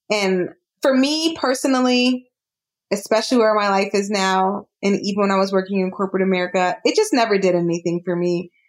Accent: Jamaica; Kenya. I'm Jamaican, so I'm biased. Jamaica.

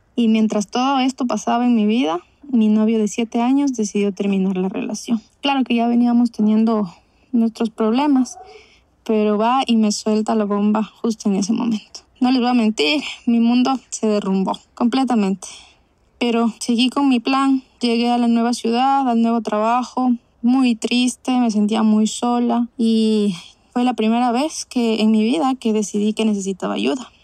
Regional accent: Guayaquil, Guayas, Ecuador; soy de Guayaquil, Ecuador

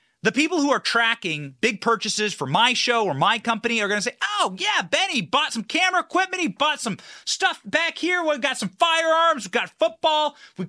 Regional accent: Florida, United States; And that's why I love people from my home state of Florida

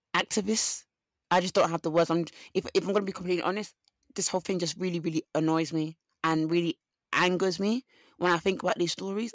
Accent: Essex, East of England, United Kingdom; I'm from Essex because of my accent

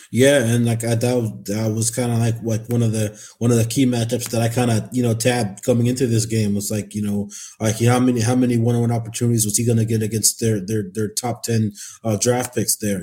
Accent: Anchorage, Alaska, United States; my hometown, hometown paper, Anchorage Daily News.

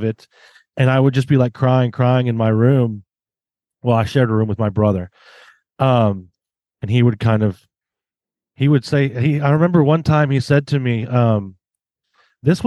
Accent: Southern U.S., United States; I grew up in the South here in the Southern U.S.

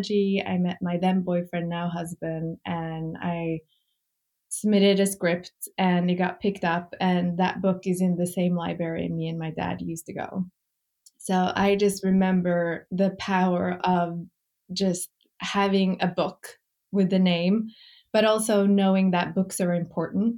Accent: Norway; moved away as an adult; now in New York, United States; I grew up in Norway

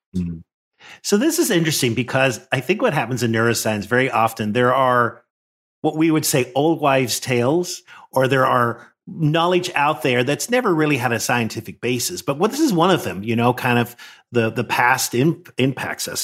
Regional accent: Northern Ireland, United Kingdom; moved away; I grew up in Northern Ireland, which was a very divided society

